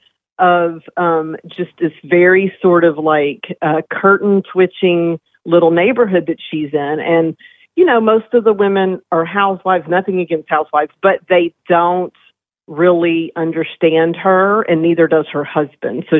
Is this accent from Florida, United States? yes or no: no; Longview, Texas, United States; I'm from Longview, Texas, which is in deep east Texas in the Piney Woods, about 2 hours east of Dallas, near Louisiana